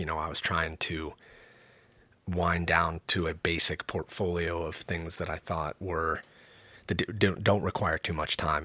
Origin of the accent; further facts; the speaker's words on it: the Northwest, Pacific Northwest, United States; growing up in the Northwest in the nineties, eighties and nineties